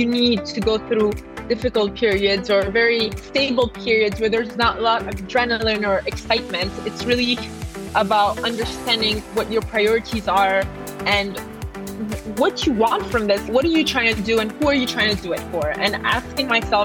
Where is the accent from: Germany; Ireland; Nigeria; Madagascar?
Madagascar; I'm a half Italian, half Indian, but I grew up in Madagascar